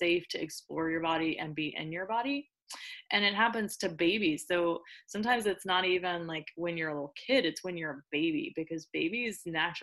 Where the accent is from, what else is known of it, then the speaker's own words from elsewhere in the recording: New Orleans, Louisiana, United States; I'm from New Orleans